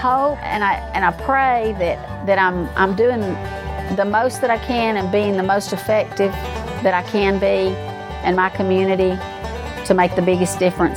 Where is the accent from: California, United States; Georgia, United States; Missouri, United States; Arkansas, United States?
Georgia, United States; Trenton; I'm from Trenton, Georgia. Here in the South